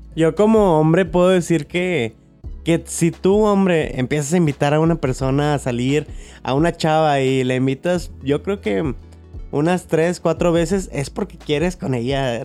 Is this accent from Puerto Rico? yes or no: no; Monterrey, Nuevo León, Mexico; Somos de Monterrey